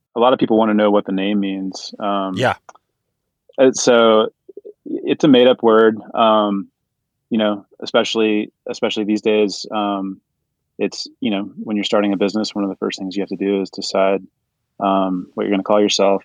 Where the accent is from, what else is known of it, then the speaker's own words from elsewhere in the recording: North Texas, United States; moved away; also born or lived in Colorado; I'm the Texan to Jason's New Yorker. So yeah. I grew up in, in North Texas